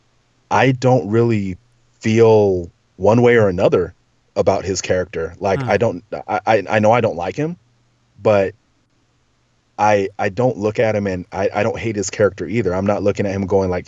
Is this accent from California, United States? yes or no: yes; Southern California, United States; I grew up in Southern California. Like, I say dude every other word